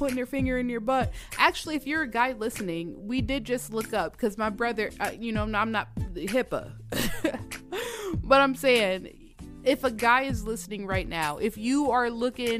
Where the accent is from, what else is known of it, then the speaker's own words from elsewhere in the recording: Georgia, United States; I'm from Georgia. I went to school in Georgia.